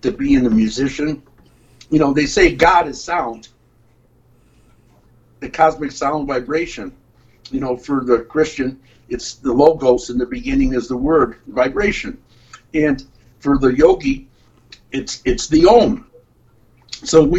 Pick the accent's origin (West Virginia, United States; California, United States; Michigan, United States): Michigan, United States; Detroit; now in Ann Arbor, United States; I'm from Detroit